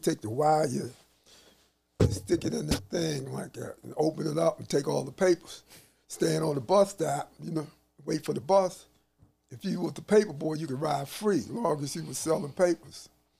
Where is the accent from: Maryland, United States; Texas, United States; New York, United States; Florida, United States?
Maryland, United States; Baltimore; also born or lived in North Carolina; I was born in North Carolina. My family moved up here when I was 3 months old. Okay. And Baltimore is all I know.